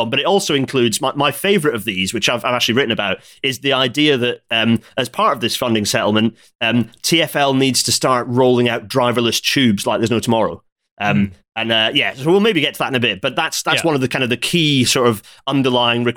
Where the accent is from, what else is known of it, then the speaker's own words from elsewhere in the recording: Scotland, United Kingdom; now in North of England, United Kingdom; As a Scottish guy living in the north